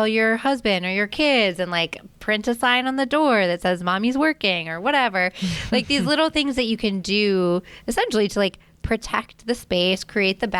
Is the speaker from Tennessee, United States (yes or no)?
no; Annapolis, Maryland, United States; I grew up in Annapolis, Maryland